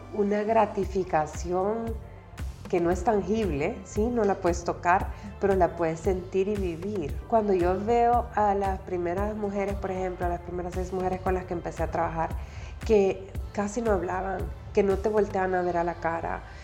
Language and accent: Spanish; El Salvador; soy salvadoreña